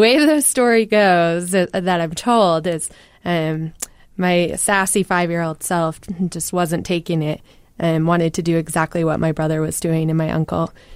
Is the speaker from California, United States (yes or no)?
no; Utah, United States; born or raised there